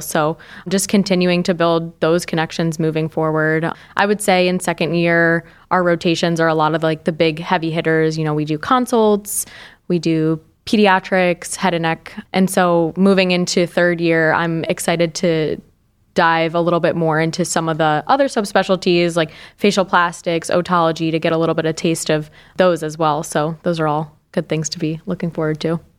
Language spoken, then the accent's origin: English; Binghamton, New York, United States; moved away as an adult; also born or lived in Pennsylvania; now in Cleveland, United States; I grew up in the Binghamton area in upstate New York